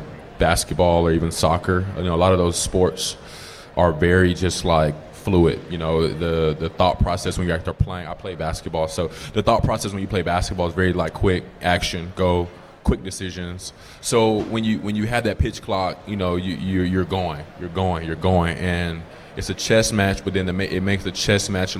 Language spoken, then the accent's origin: English; Atlanta, Georgia, United States; I'm from Atlanta